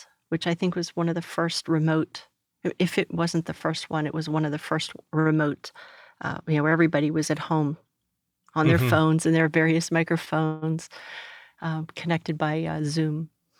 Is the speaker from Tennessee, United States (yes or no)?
no; Pittsburgh, Pennsylvania, United States; in Pittsburgh, so yeah, I am from around here, but not from Texas.